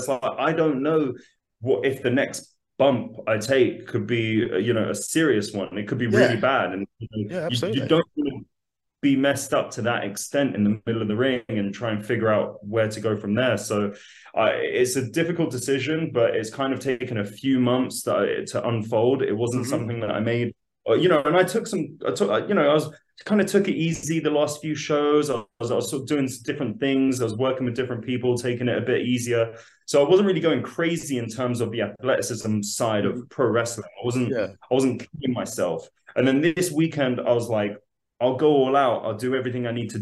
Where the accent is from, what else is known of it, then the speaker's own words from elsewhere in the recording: London, United Kingdom; born and raised in London, so lived there my whole life.